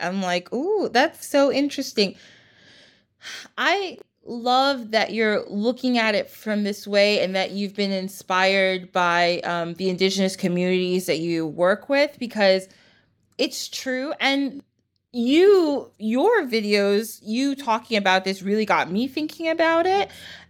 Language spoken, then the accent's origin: English; United States; born there; I live here, I was born in the United States